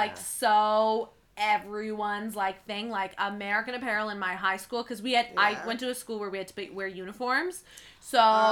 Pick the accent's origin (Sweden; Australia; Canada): Canada; Oakville, Ontario; growing up in Oakville